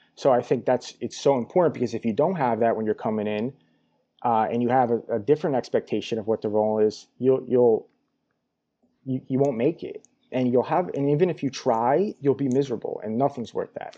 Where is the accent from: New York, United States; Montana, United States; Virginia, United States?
New York, United States; moved away as an adult; also born or lived in Albany, New York; now in Los Angeles, United States; born and raised in New York.